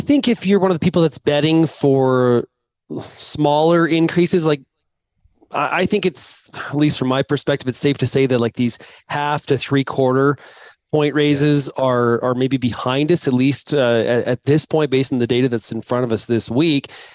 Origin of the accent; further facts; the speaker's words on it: Canada; me being Canadian